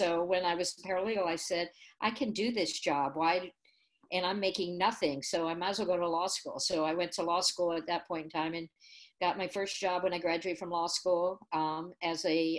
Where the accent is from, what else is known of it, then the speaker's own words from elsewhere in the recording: New Holland, Pennsylvania, United States; also born or lived in Champaign, Illinois; I was born here in Illinois, in Champaign, Illinois. And my father was a civil engineer, and he worked for International Harvester, and he took a job with Sperry Rand New Holland in New Holland, Pennsylvania, so we moved there.